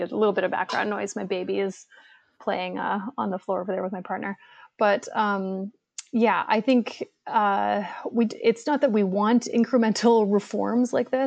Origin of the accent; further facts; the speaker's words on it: Hamilton, Ontario, Canada; now in Toronto, Canada; Hamilton. Hamilton. So, you know, represent. I love my hometown, but yeah, I live in Toronto now